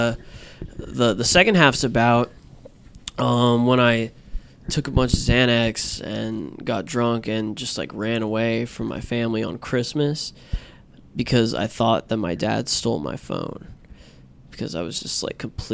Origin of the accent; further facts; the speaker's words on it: Jacksonville, Florida, United States; moved away; growing up in Florida.